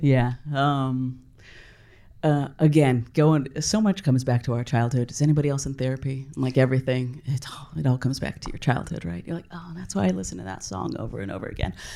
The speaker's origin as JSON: {"language": "English", "region": "California", "country": "United States", "tie": "born or raised there", "said": "I grew up in California"}